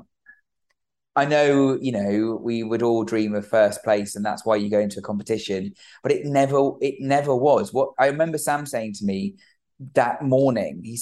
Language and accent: English; United Kingdom; we're British. We're the United Kingdom.